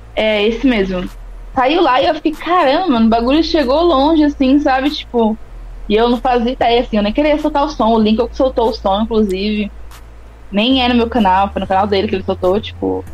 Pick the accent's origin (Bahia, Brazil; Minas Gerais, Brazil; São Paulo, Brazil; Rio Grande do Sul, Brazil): São Paulo, Brazil; São Carlos; moved away as an adult; now in São Paulo, Brazil; eu sou de São Carlos. Não sou de São Paulo. É eu tô isso. aqui atualmente, porém eu sou de lá. Vivi, vivi 25 anos, 20, 20 e hum. poucos anos lá